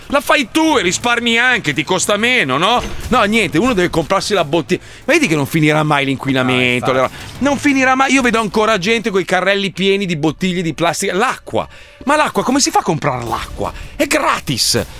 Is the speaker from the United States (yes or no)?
yes; United States; io poi tra l'altro sono cresciuto in America, la, la, diciamo la prima parte della mia mia vita l'ho fatta in America